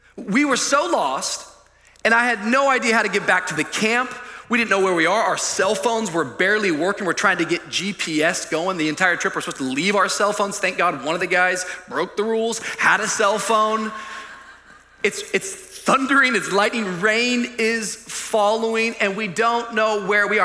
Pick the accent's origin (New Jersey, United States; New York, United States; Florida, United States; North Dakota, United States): Florida, United States; Miami; I'm from Miami